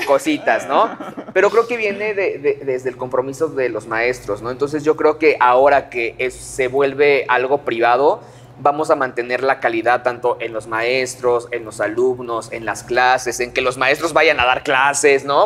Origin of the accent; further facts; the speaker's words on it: Puebla, Mexico; soy de Puebla